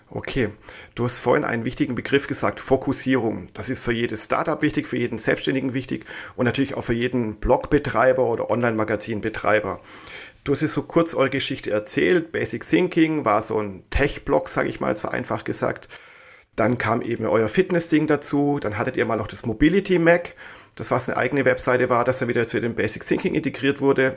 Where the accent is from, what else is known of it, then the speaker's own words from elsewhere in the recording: Swabia, Germany; accent: Swabian; ich bin ja eigentlich Schwabe, wie man immer wieder mal raushört.